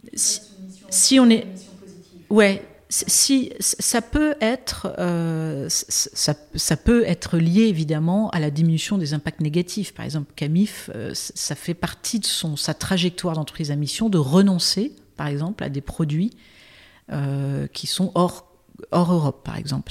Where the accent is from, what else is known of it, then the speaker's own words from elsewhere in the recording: Brittany, France; J'ai grandi en Bretagne avec un père breton et une mère américaine